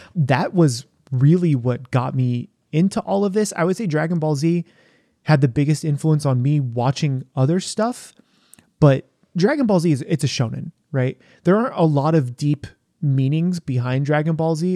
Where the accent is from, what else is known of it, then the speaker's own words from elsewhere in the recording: San Diego, California, United States; now in Portland, United States; Growing up in San Diego, you have a ton, a ton of food